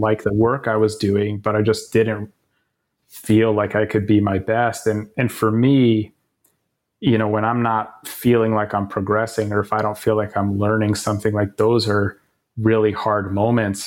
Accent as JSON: {"language": "English", "town": "Tucson", "region": "Arizona", "country": "United States", "tie": "born or raised there", "moved": "yes", "said": "University of Arizona, and it just, just happened to be my, my hometown"}